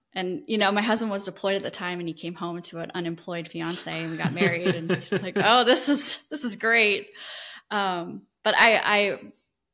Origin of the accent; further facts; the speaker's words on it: Iowa, United States; moved away as an adult; now in Destin, United States; I grew up in Iowa